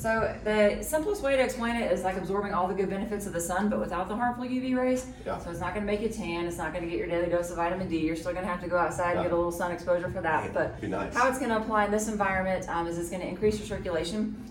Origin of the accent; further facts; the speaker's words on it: Norman, Oklahoma, United States; also born or lived in Colorado; I grew up here in Norman. Right. So I'm from here.